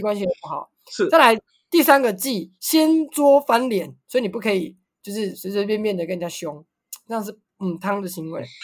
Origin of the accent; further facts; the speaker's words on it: Taiwan; 你来台湾来一次就会知道为什么我们要反中共